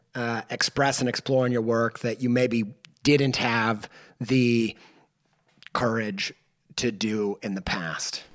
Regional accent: Indiana, United States; I grew up in Indiana in the Bible Belt

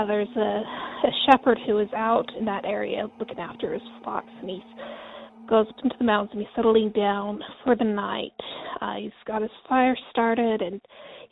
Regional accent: Delta, Utah, United States; I grew up in a little teeny tiny town in western Utah called Delta

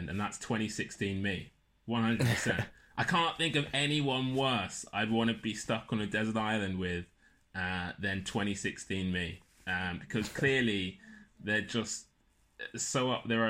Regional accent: London, United Kingdom; I'm from Lewisham.

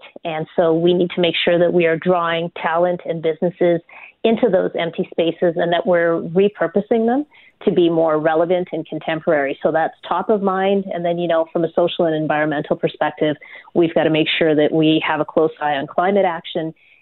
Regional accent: Manitoba, Canada; moved away as an adult; also born or lived in London, England / Winnipeg / Neepawa / Portage la Prairie; now in Calgary, Canada; I moved to Manitoba from London, England in 1973 with my mom and dad and my grandparents. And we moved into St. Vital.

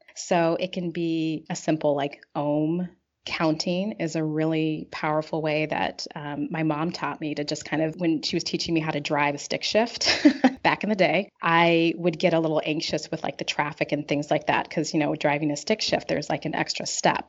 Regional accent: Pacific Northwest, United States; now in Chicago, United States; I was raised in the Pacific Northwest

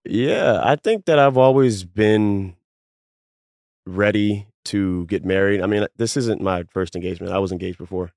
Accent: Baltimore, Maryland, United States; I'm from Baltimore

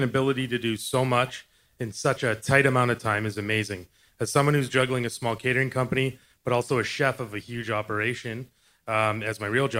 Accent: Calgary, Alberta, Canada; from Calgary, Alberta.

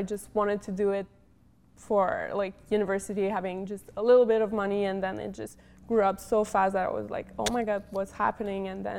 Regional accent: Montreal, Quebec, Canada; moved away; I was from Montreal. It's really cold

